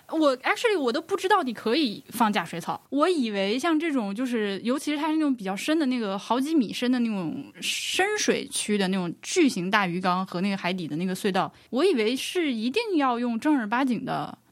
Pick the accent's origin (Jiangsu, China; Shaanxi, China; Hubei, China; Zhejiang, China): Hubei, China; Laohekou; 我就小时候生活在巢室的老口屋